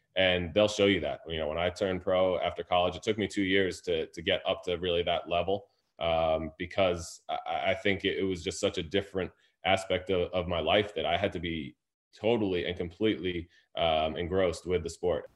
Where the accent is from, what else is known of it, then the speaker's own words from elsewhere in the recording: Fairfield, Connecticut, United States; also born or lived in New York / Harlem, New York; I was born in New York and probably learned to play a little bit in Harlem, where it's ninety-five to ninety-eight percent minority community. And then I moved to Fairfield, Connecticut